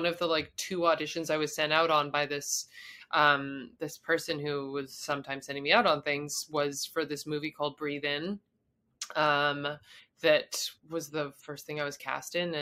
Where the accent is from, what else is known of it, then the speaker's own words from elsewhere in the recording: Canada; moved away as an adult; also born or lived in Montreal, Canada; I'm like a Canadian